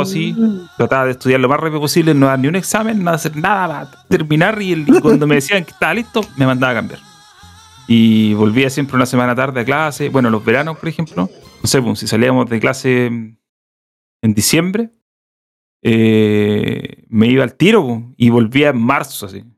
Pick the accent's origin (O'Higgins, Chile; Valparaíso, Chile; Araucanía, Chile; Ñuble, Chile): Araucanía, Chile; Temuco; moved away as an adult; also born or lived in Nashville, United States; now in Santiago, Chile; No, de Temuco.